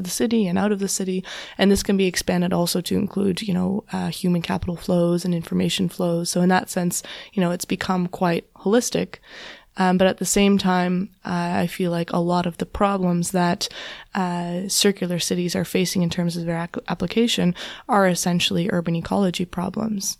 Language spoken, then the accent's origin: English; southwestern Ontario, Canada; I grew up in, in Canada, in southwestern Ontario